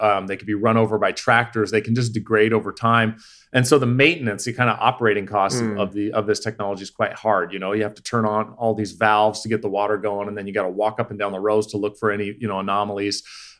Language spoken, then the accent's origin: English; Canada; Yeah, no, yeah, I'm not. I'm from the Commonwealth. I'm from Canada.